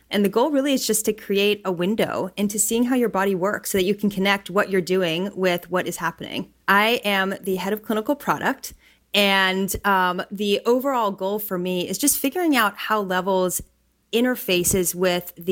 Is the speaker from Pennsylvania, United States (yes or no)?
yes; Pittsburgh, Pennsylvania, United States; now in Bay Area, United States; I'm from Pittsburgh, Pennsylvania, so very different city than the Bay Area.